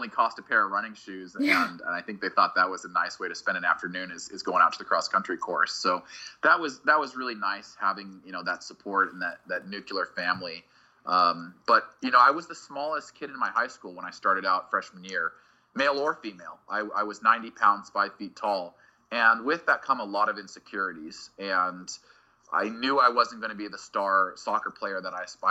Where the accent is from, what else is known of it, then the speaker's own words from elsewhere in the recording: Boise, Idaho, United States; I grew up in Boise, Idaho, and it's a really incredible place to be a kid.